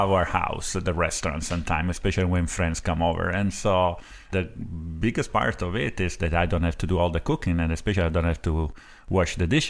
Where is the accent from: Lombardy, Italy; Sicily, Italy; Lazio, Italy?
Sicily, Italy; Palermo; English is a second language; moved away as an adult; now in Rockport, United States; Yes, I was born and raised in Sicily, Palermo.